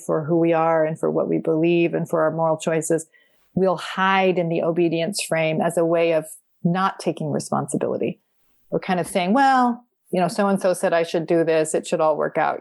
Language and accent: English; Vermont, United States; I grew up in Vermont in a very small branch